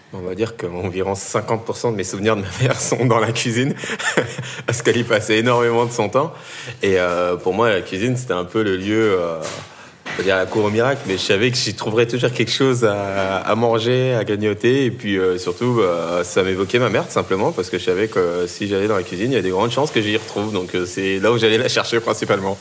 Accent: Tournan-en-Brie, Île-de-France, France; j'ai grandi euh, dans le 77, en Seine-et-Marne, dans, une petite ville qui s'appelle euh, Tournant-en-Brie

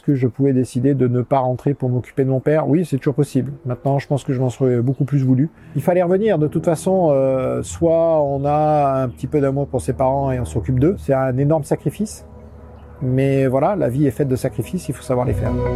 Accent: southern France, France; moved away; also born or lived in Canada; Je suis né euh, dans le sud de la France, euh, là où j'habite maintenant

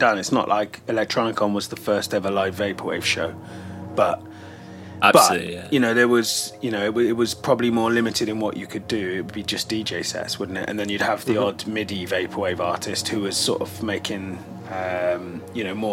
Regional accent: United Kingdom; as British people who grew up aware of or part of the rave scene

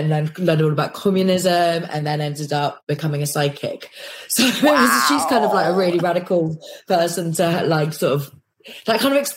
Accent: London, United Kingdom; also born or lived in Kirkcudbright, Scotland; I was born in London for literally about 10 days and then whisked up to Scotland to a place called Dumfries, a place called Kirkcudbright, which is in like the borders of Scotland

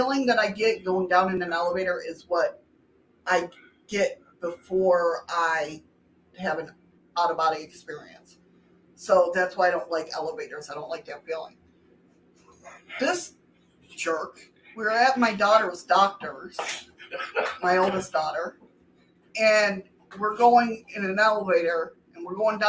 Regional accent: New York, United States; in my home state

